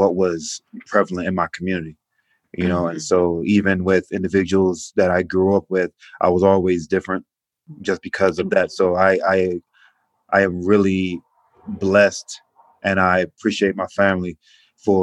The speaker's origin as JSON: {"language": "English", "town": "Atlanta", "region": "Georgia", "country": "United States", "tie": "born or raised there", "said": "I grew up in inner city Atlanta on the east side, zone 6"}